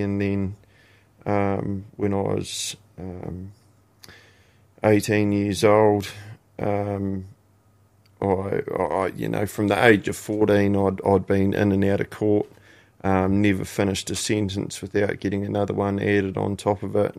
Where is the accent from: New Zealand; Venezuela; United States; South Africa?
New Zealand; Christchurch, Canterbury; born or raised there; also born or lived in Invercargill, New Zealand